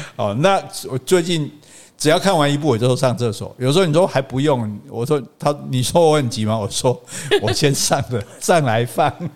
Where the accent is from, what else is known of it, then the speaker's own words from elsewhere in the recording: Taiwan; 我们台湾人